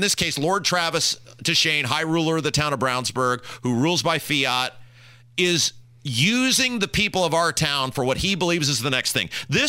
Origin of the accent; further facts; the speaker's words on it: Cuba; You can't say that about me because, well, I'm from Cuba.